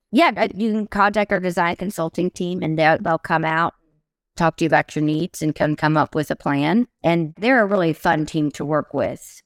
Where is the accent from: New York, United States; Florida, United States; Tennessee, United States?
Tennessee, United States; Oak Ridge; I grew up in Oak Ridge, Tennessee